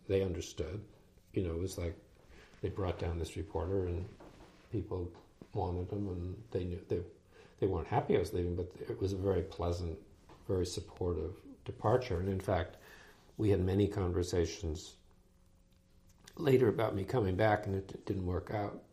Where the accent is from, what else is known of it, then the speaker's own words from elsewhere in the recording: New Jersey, United States; moved away; I grew up in New Jersey